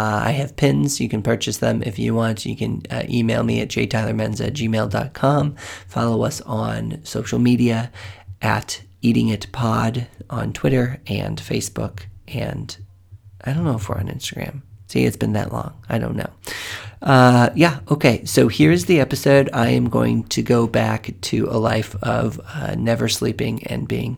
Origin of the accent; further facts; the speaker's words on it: St. Louis, Missouri, United States; moved away; I grew up in St. Louis.